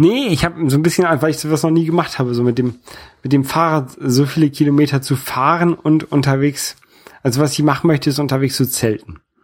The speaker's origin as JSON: {"language": "German", "region": "Northern Germany", "country": "Germany", "also_born_or_lived": "Hamburg", "accent": "northern German", "moved": "yes", "lives_now": "France", "said": "Ich bin Europäer aus Norddeutschland und ich wohne in Frankreich und ähm, dieses, dieses Norddeutsche, das, das prägt mich natürlich so ein bisschen. Einmal einfach durch, durch meinen äh, durch meinen deutschen Akzent so ein bisschen, dass ich so, so, so ein bisschen norddeutschen Akzent habe"}